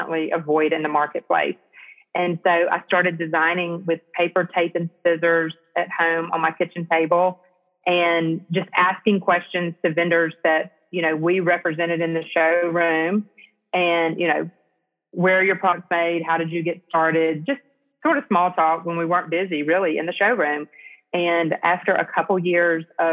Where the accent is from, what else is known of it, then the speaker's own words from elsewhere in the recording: Selma, Alabama, United States; moved away as an adult; also born or lived in Auburn, Alabama / Atlanta, Georgia; now in Fairhope, United States; I grew up in Selma, Alabama, and was born and raised in Selma